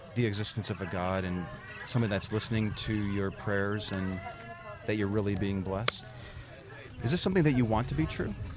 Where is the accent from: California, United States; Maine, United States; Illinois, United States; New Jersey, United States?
Illinois, United States; Chicago Heights; now in Texas, United States; I grew up in Chicago Heights